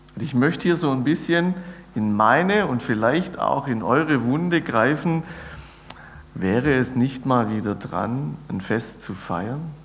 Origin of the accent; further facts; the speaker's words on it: near Ulm, Baden-Württemberg, Germany; ich bin gebürtig aus der Nähe von Ulm